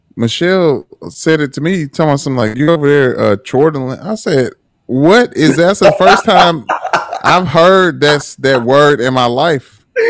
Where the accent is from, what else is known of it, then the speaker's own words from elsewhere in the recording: Detroit, Michigan, United States; I am from Newburgh.